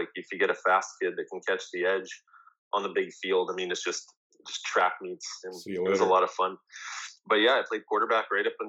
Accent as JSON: {"language": "English", "town": "Winnipeg", "region": "Manitoba", "country": "Canada", "tie": "born or raised there", "said": "Well, I was born and raised in Winnipeg. I've been here my whole life."}